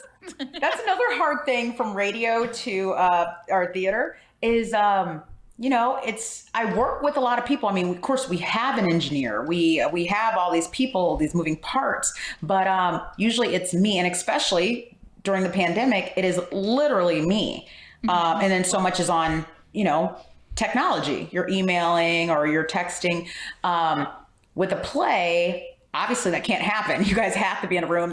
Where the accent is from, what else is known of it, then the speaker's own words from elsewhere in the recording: St. Louis, Missouri, United States; also born or lived in Springfield, Illinois; I'm from St. Louis